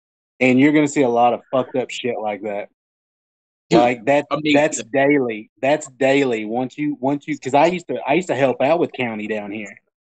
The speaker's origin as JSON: {"language": "English", "region": "Oklahoma", "country": "United States", "said": "I'm from the … side of Oklahoma."}